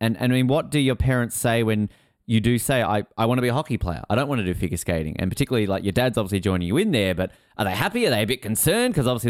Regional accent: Tasmania, Australia; I remember growing up in Tassie

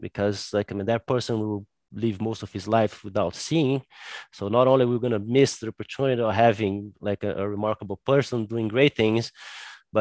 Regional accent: Brazil; I'm from Brazil

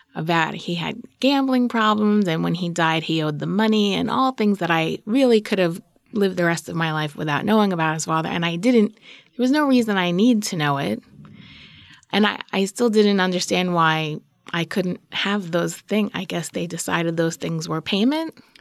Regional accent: New York City, New York, United States; moved away as an adult; also born or lived in Brooklyn / Boston / Brookline; I'm from Queens. That's what I am.

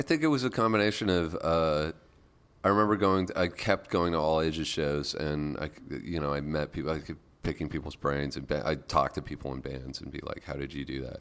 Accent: Lake Cowichan, British Columbia, Canada; moved away; also born or lived in Victoria, British Columbia / Montreal; I grew up in rural British Columbia, so uh, I grew up on an island off the coast of Vancouver

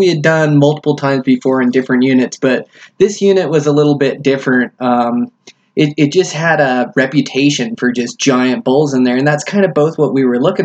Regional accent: United States; moved away; I'm from Washington

